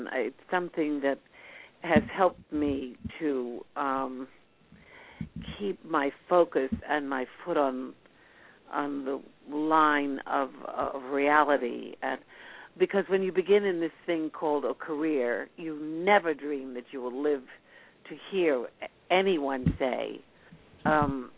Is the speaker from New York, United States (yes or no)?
yes; New York City, New York, United States; I was born and brought up in New York City